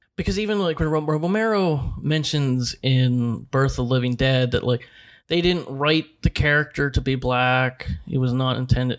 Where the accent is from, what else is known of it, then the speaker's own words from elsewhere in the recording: Pittsburgh, Pennsylvania, United States; Yeah, we're from the South Hills.